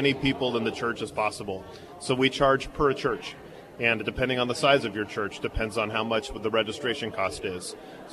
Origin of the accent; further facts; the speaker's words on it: San Francisco Bay Area, California, United States; I grew up here in the Bay Area